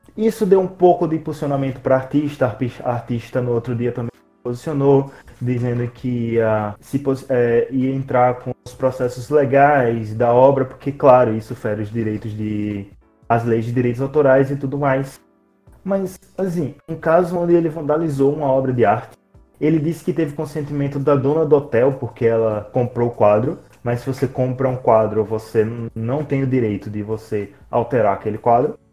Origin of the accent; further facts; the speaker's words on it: Aracaju, Sergipe, Brazil; nós somos de Aracaju